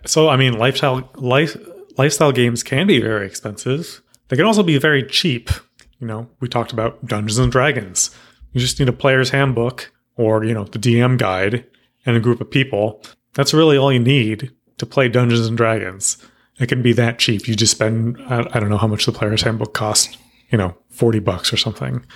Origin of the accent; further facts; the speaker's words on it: Texas, United States; moved away; I'm from Texas